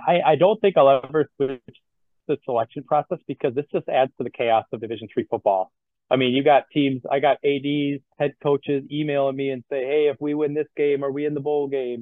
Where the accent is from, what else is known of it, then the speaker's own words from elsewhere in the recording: Madison, Wisconsin, United States; I'm from Madison. So that's why I have ties to the area